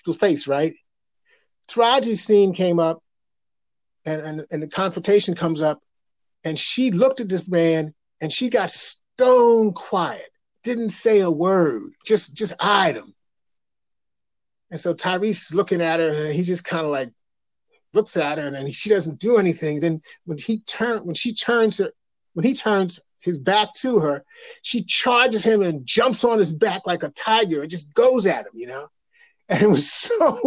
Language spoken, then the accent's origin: English; the North, United States; I grew up in the North